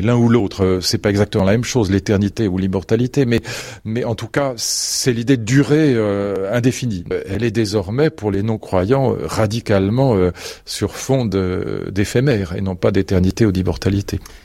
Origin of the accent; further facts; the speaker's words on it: Fontenay-Saint-Père, Île-de-France, France; moved away as an adult; j'ai passé toute mon enfance dans le Vexin, donc euh, jusqu'à l'âge de 25 ans